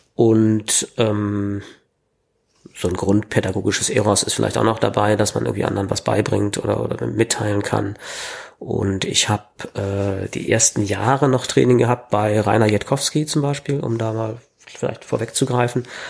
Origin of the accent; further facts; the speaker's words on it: Berlin, Germany; bin Berliner, habe immer in Berlin gelebt